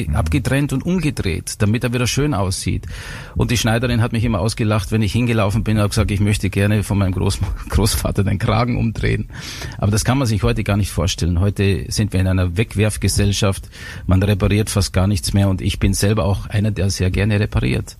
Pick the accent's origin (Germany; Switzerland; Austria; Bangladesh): Austria; Styria; also born or lived in Innsbruck; bei uns in der Steiermark, da wo ich aufgewachsen bin